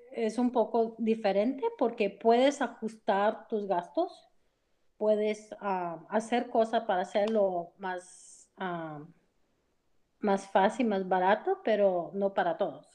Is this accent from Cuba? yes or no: no; United States; soy americana